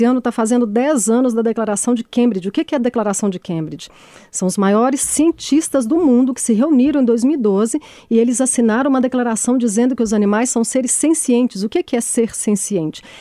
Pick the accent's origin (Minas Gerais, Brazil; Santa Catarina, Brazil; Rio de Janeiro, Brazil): Minas Gerais, Brazil; Caeté; Caeté, que eu sou de Caeté, eu sou presidente da ONG de Caeté, eu luto contra o rodeio lá desde 2012